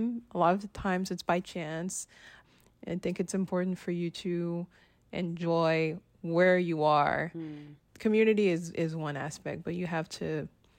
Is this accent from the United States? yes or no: no; Haiti; moved away; also born or lived in Ottawa, Canada; I grew up in the Caribbean, in Haiti specifically